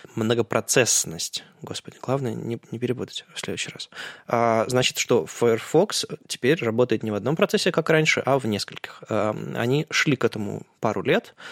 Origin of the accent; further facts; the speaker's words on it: Saint Petersburg, Russia; мы же питерцы